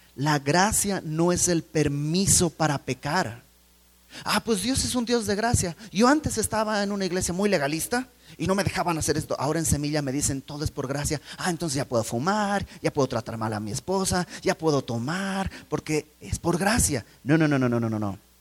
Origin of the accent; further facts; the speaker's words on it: Bolivia; moved away; fui a Bolivia, donde, de donde yo soy